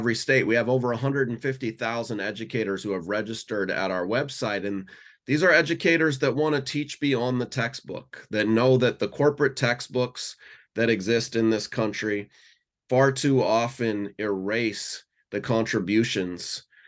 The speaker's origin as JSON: {"language": "English", "town": "Seattle", "region": "Washington", "country": "United States", "tie": "born or raised there", "said": "rallying from my hometown here in Seattle"}